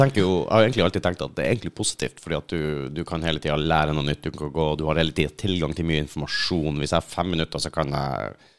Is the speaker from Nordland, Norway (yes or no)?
no; Finnmark, Norway; moved away; Jeg er fra Finnmark